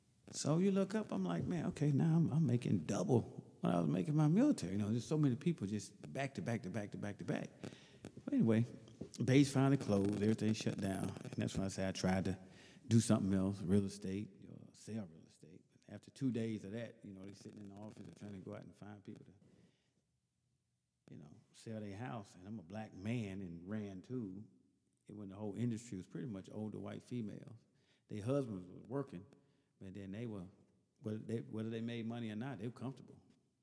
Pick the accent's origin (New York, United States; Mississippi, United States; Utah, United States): Mississippi, United States; That's interesting, though, because originally I'm from Mississippi, and I went in the Air Force